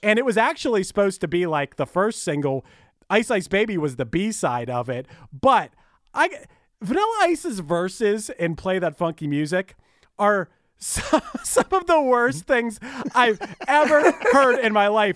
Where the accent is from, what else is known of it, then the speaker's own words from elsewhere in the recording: Pittsburgh, Pennsylvania, United States; I'm from Pittsburgh and they still played it all growing up